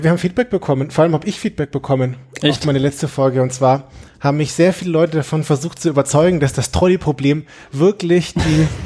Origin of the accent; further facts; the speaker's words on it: Nuremberg, Bavaria, Germany; Ja, ich bin auch der … und ich bin auch aus Nürnberg